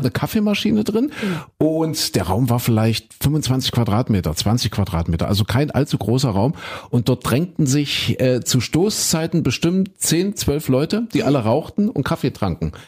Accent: East Germany, Germany; ich bin ja ein Kind der DDR

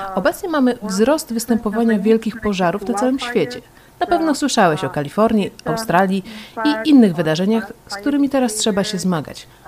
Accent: Spain; Urodziłam się w Hiszpanii

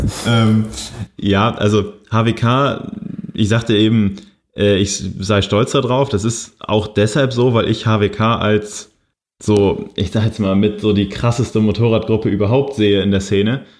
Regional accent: Kiel, Schleswig-Holstein, Germany; Ich komme ja aus Kiel, wohne da auch immer noch.

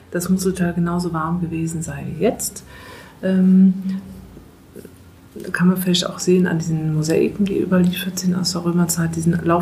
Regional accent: Eifel, Germany; also ich komme aus der Eifel, wirklich äh, Gebete, also man hat sich in der Kirche getroffen, um für Regen zu beten.

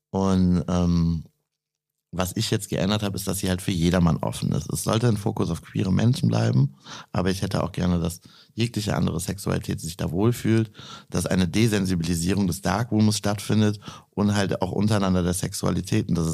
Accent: near Düren, North Rhine-Westphalia, Germany; Aus der Nähe von Düren.

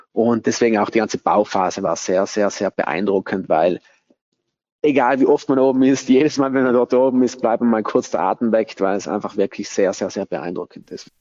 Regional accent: Bolzano, Trentino-Alto Adige, Italy; moved away as an adult; Ich bin auch hier in Bozen geboren, aufgewachsen

